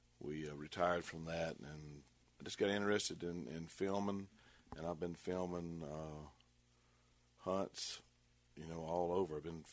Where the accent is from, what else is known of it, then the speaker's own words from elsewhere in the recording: South Arkansas, United States; I grew up in South Arkansas